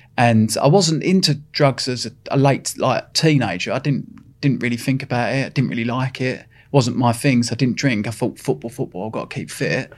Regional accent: Epping, East of England, United Kingdom; I'm from a little town in Epping, and, uh, we didn't have no money

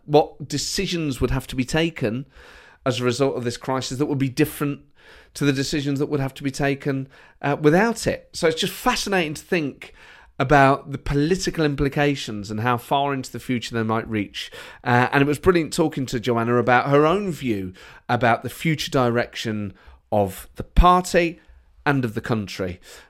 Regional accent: Edinburgh, Scotland, United Kingdom; And yet there's part of me that will always feel like I'm from Edinburgh.

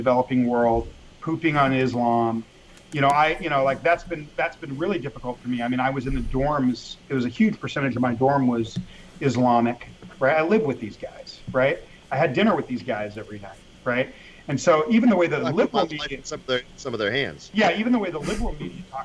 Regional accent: Los Angeles, California, United States; also born or lived in England; I grew up in Mexican neighborhoods in L.A.

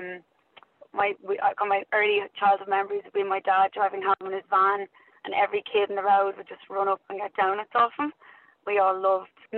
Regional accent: Dublin, Leinster, Ireland; also born or lived in Australia / New Zealand; I grew up in Loughlinstown in South Dublin, so stayed there most of my life

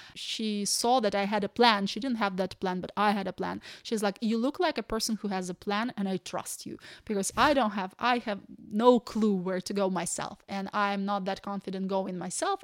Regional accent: Ukraine; English is a second language; moved away as an adult; also born or lived in Kyiv; now in Ireland; we're from Ukraine.

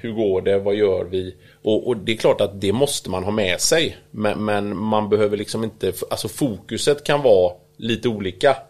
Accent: Kungälv, Västra Götaland, Sweden; also born or lived in United States / Italy; kommer ju från Kungälv

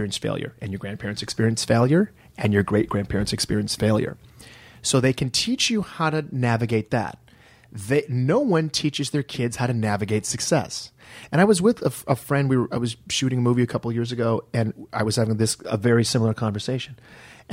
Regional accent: Detroit, Michigan, United States; moved away as an adult; I'm from Detroit, and a lot of my friends, fellow Detroiters who I'd gone to college with, had moved here

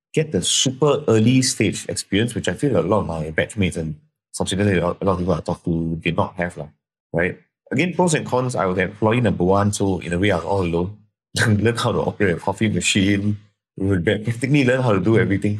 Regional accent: Singapore; I'm from Singapore

